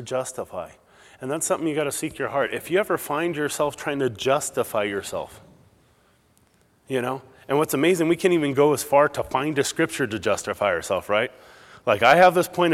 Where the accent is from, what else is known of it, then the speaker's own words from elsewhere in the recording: Southern California, United States; moved away; I'm more from Southern California originally